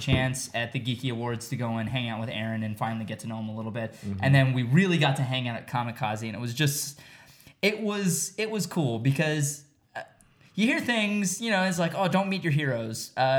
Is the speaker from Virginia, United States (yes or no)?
yes; Arlington, Virginia, United States; I was born in Arlington, Virginia, right outside DC.